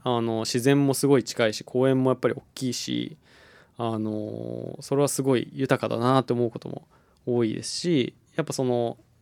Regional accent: Sapporo, Hokkaido, Japan; moved away as an adult; also born or lived in Tokyo; 大学卒業まで札幌にいたので、うん、えー、ただそこから12年ぐらい離れててで地元北海道に戻ってきたっていう感じです

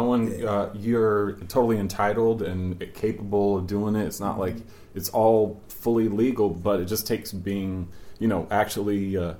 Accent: Virginia, United States; I grew up in Virginia

